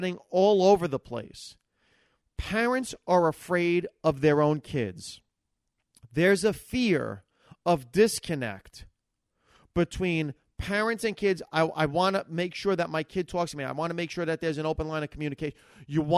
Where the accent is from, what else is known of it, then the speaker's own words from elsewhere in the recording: Hackensack, New Jersey, United States; I grew up in Hackensack, New Jersey, and I grew up 70s, 80s